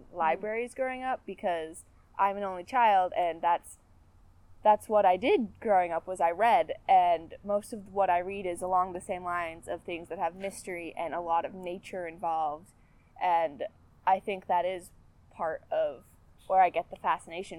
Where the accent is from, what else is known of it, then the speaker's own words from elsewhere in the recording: a small town just south of Bangor, Maine, United States; also born or lived in Massachusetts; originally from Massachusetts, but moved up here when I was 4 to a small town just south of Bangor